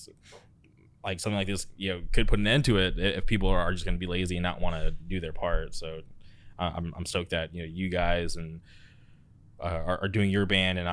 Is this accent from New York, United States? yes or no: no; Palm Springs, California, United States; now in Orange County, United States; right now I'm in Orange County. I grew up in the Palm Springs area